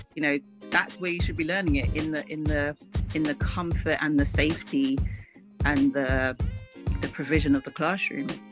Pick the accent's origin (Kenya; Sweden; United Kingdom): United Kingdom; London; also born or lived in Ghana; I am a Londoner, I'm a mm. Ghanaian